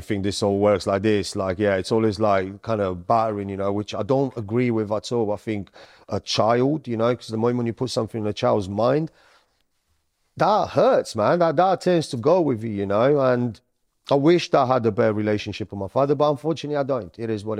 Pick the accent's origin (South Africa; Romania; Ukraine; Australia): Romania; also born or lived in Sicily, Italy; So I was born in Sicily. Then as time went on, my mum was Sicilian. My dad is Romanian. So I went from Sicily, I went into Romania.